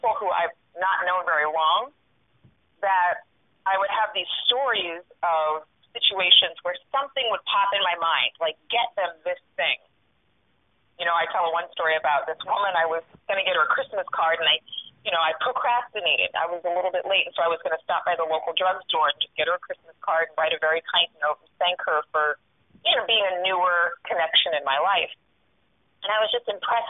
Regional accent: Sacramento, California, United States; moved away as an adult; now in New York, United States; my hometown

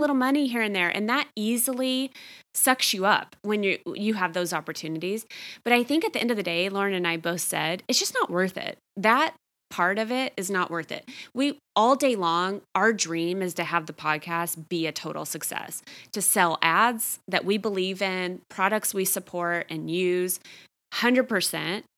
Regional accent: Texas, United States; I grew up in Texas.

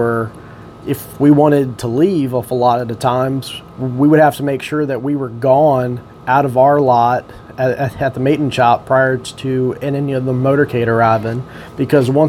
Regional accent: Lorton, Virginia, United States; I grew up here in Lorton. I went to Hayfield High School

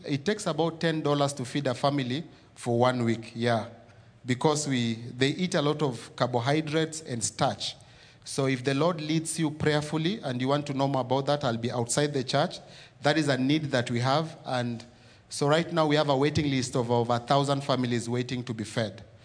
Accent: Nairobi, Kenya; I was born and raised in Kibera. So Kibera is in, uh, East Africa, in a country called Kenya

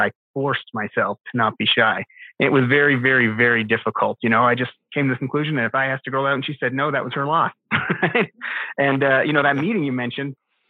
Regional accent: Canada; moved away as an adult; also born or lived in Philadelphia; now in Arizona, United States; I am a Canadian who is transplanted here to Arizona

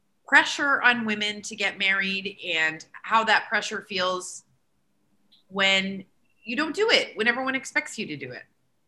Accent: Canada; I'm from Canada.

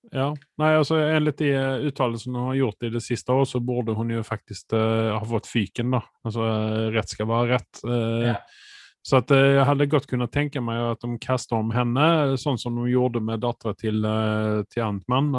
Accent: Sweden; for meg som svensk

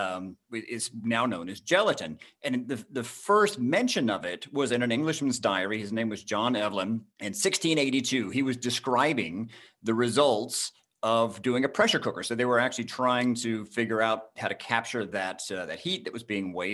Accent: Jasper, Georgia, United States; I grew up in North Georgia in a little town called Jasper

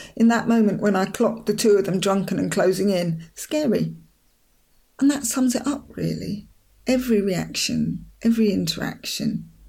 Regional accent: London, United Kingdom; moved away as an adult; now in Hastings, United Kingdom; I'm not a Londoner anymore. I live in Hastings. I'm thoroughly, entirely, to the tips of my fingers, one of the Angle folk. A sister through time to Beachy Head woman across the bay in Eastbourne.

